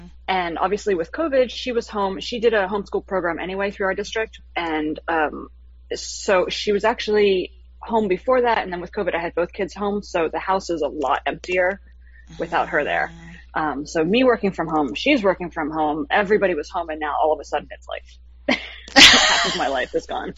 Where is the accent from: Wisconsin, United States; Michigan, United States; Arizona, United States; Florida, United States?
Florida, United States; South; I'm from Florida, from South Florida